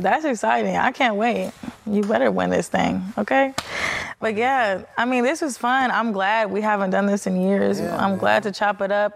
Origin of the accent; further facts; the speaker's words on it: Chicago, Illinois, United States; moved away; our city